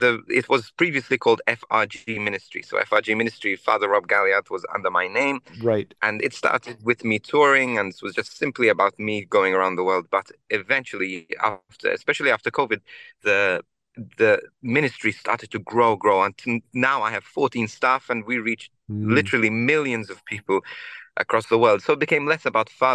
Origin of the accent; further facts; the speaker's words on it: Australia; I'm originally from Australia, so that's where I started off.